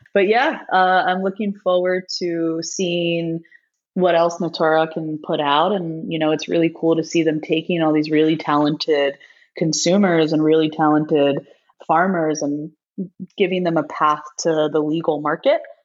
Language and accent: English; New York, United States; also born or lived in East Coast; now in Los Angeles, United States; I am a New Yorker